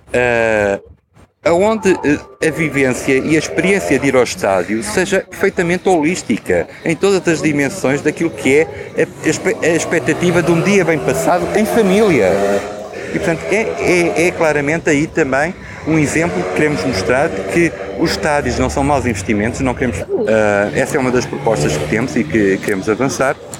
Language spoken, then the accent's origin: Portuguese; Viseu, Centro, Portugal; now in Lisbon, Portugal; eu sentisse Viseu como sendo a minha terra